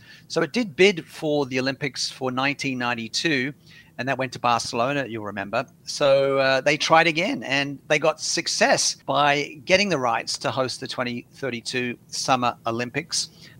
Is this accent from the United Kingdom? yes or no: no; Sydney, New South Wales, Australia; now in Brisbane, Australia; Yeah, Brisbane is my adopted hometown now. I grew up in Sydney